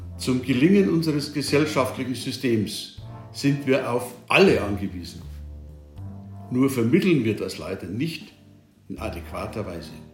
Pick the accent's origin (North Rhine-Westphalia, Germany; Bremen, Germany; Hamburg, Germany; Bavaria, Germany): Bavaria, Germany; Bei uns in Bayern